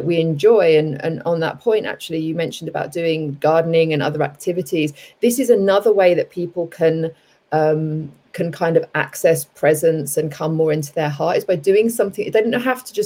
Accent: London, United Kingdom; moved away as an adult; also born or lived in Cape Town, South Africa / southern Spain / Bali, Indonesia / Los Angeles, United States; now in United States; I grew up in London, everyone might be able to tell from my accent.

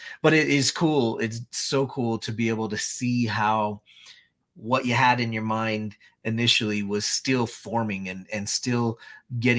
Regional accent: Utah, United States; I'm from Utah

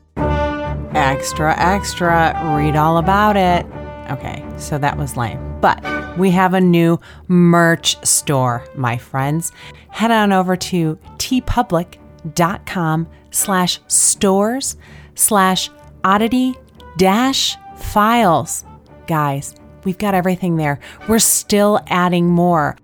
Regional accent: Griffith, Indiana, United States; born or raised there

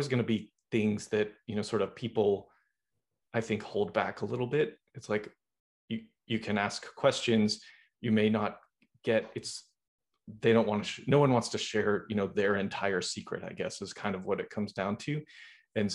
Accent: Boston, Massachusetts, United States; now in Los Angeles, United States; I'm from Boston.

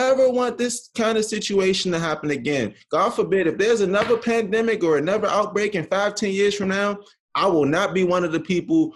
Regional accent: Washington, District of Columbia, United States; now in Morgantown, United States; I was born and raised in Washington, D.C., currently reside in Morgantown

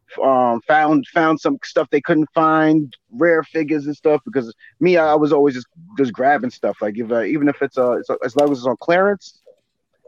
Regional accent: New York, United States; we're from New York State

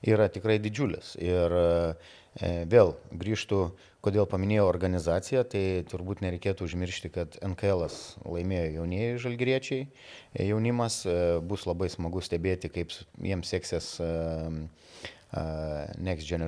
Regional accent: Lithuania; esu lietuvis ir tom nerealiai didžiuojasi.

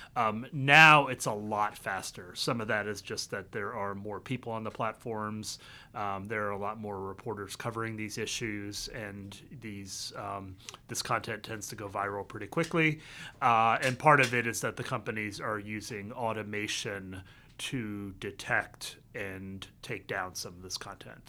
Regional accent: the Carolinas, United States; moved away as an adult; also born or lived in Vietnam; now in Washington, D.C., United States; I was born in Vietnam. I grew up in both Carolinas.

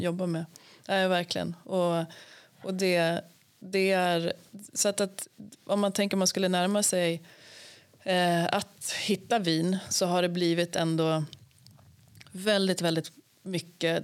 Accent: Sweden; vi svenskar

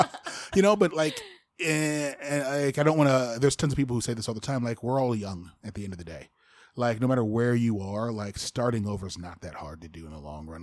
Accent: Fort Wayne, Indiana, United States; moved away; Fort Wayne, I love my hometown

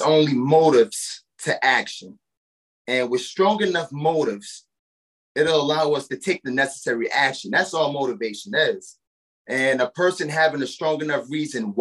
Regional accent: New Orleans, Louisiana, United States; moved away as an adult; now in Nashville, United States; born and raised in New Orleans, Louisiana. And I was displaced by Hurricane Katrina years ago

